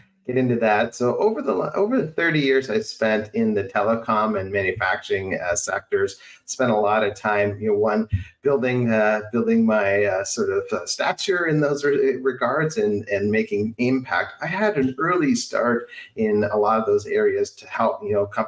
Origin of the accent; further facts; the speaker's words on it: southwestern Ontario, Canada; moved away; Originally born and raised in Canada, in Ontario, in a small town in southwestern Ontario.